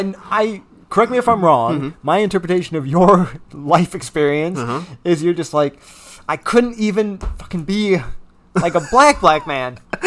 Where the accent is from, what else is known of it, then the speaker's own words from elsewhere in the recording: Kalamazoo, Michigan, United States; we're men from Kalamazoo, Michigan.